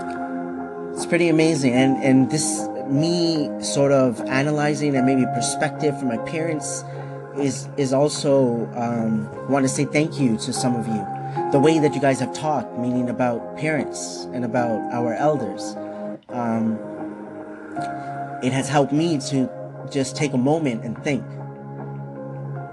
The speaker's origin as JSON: {"language": "English", "town": "Markham", "region": "Ontario", "country": "Canada", "tie": "born or raised there", "also_born_or_lived": "Scarborough, Ontario", "said": "I was born in Scarborough, Ontario, this is Canada. When I was 6 years old, we moved to Markham"}